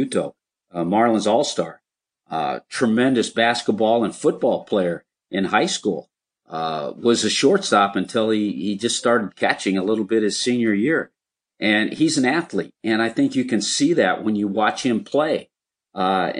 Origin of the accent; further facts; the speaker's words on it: Los Angeles, California, United States; it was in L.A. There were over 50,000 people there, and that was my hometown